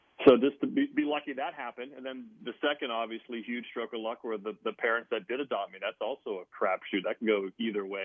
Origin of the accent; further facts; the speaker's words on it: Pittsburgh, Pennsylvania, United States; also born or lived in Eastern Ohio; I was born in Allegheny General Hospital